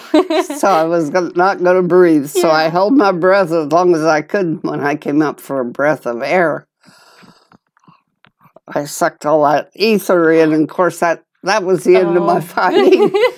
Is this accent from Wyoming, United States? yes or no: yes; Gillette, Wyoming, United States; when I was 5, we moved from Gillette, Wyoming, out on a homestead, 40 miles from Gillette.